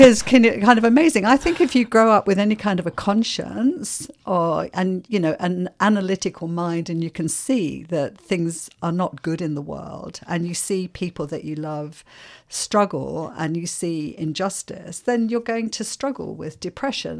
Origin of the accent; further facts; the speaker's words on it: London, United Kingdom; accent: English; moved away as an adult; also born or lived in Ireland; now in Melbourne, Australia; I was seven when we came to London. And so I grew up in London